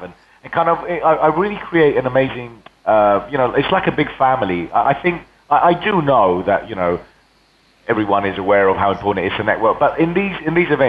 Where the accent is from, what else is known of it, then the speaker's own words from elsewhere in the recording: Spain; first language Spanish; English is a second language; also born or lived in England; now in London, United Kingdom; left to Spain when I was 9, brought up in Spain